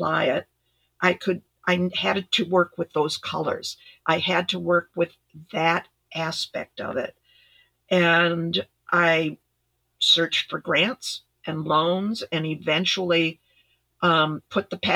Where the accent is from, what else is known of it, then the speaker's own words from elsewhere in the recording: Ithaca, New York, United States; moved away; also born or lived in Midwest; I grew up in Ithaca, New York